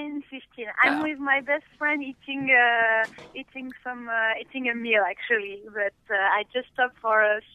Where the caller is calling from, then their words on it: Saint-Péray, Auvergne-Rhône-Alpes, France; I'm calling from home, from Saint-Péret, actually.